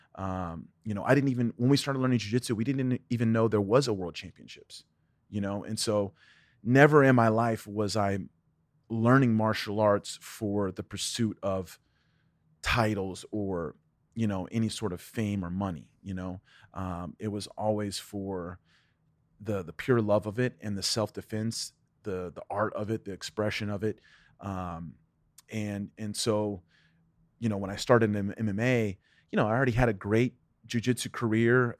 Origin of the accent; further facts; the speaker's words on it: Ohio, United States; I was born in Ohio. My dad was the assistant instructor at the Jeet Kune Do Academy in Cincinnati, Ohio